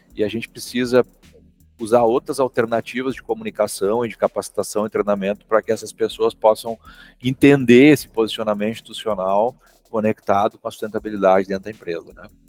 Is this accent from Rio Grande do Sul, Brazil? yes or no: yes; Santa Cruz do Sul, Rio Grande do Sul, Brazil; Sou aqui da cidade de Santa Cruz do Sul, Rio Grande do Sul